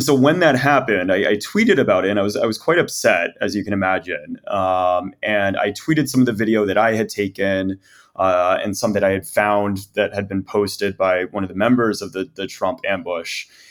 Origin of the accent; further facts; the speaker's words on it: Texas, United States; as a Texan, as an American